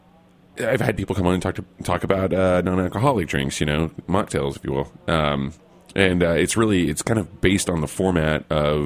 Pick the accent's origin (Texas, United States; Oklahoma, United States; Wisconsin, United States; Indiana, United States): Oklahoma, United States; we're both from Oklahoma